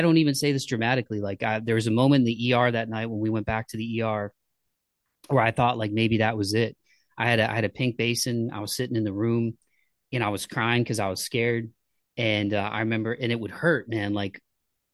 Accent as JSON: {"language": "English", "town": "Toledo", "region": "Ohio", "country": "United States", "tie": "born or raised there", "said": "I grew up in Ohio"}